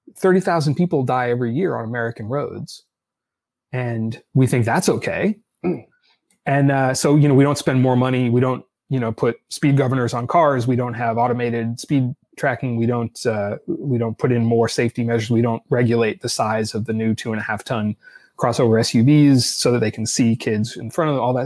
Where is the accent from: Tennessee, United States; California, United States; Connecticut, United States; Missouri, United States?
California, United States; Los Angeles; also born or lived in Boston / Washington / New York; now in Berkeley, United States; I grew up in Los Angeles